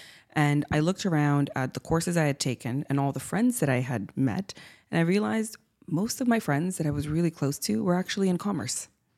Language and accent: English; Siberia, Russia; also born or lived in Cuba; now in Canada; I'm by ethnic origin half Cuban and half Russian. And so I spent my childhood growing up in Siberia and in Cuba.